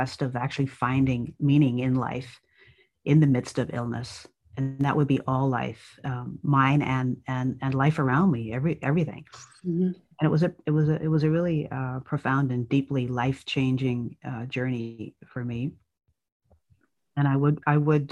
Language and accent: English; Ireland; moved away; When I was a child growing up in Ireland